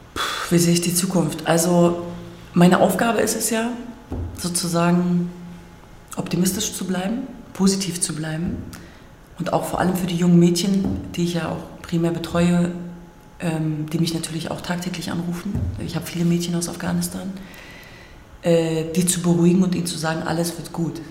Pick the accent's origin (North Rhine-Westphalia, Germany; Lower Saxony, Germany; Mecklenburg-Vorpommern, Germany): Lower Saxony, Germany; Hanover; moved away as an adult; also born or lived in Hamburg; ich komme aus Hannover ursprünglich